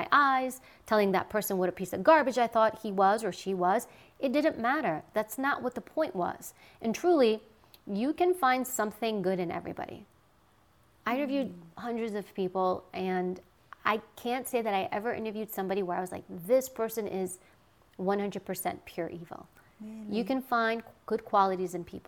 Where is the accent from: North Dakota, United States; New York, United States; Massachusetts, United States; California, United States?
New York, United States; New York City; I grew up in New York and Queens